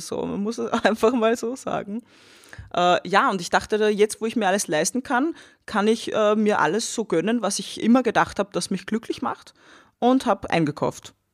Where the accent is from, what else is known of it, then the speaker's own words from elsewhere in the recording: Austria; also born or lived in Vienna; nach meinem Abi, also meiner Matura in Österreich